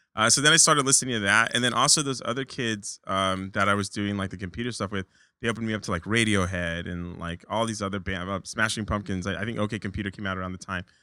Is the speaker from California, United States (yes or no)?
yes; Orange County, California, United States; moved away as an adult; also born or lived in Long Beach, California / Huntington Beach, California; now in New York, United States; I moved, uh, to Orange County, pretty much spent my whole life there